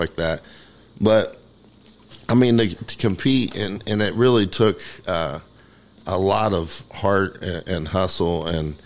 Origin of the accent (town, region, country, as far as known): Indiana, United States